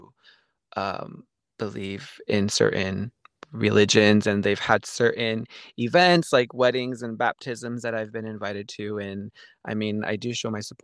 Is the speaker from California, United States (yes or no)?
yes; Central Valley, California, United States; I am from Central Valley, California. That is in between LA and San Francisco